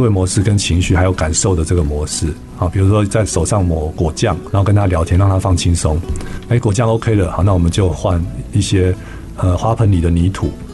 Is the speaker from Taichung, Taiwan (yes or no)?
no; Taipei, Taiwan; 我家小时候是住在台北的植物园旁边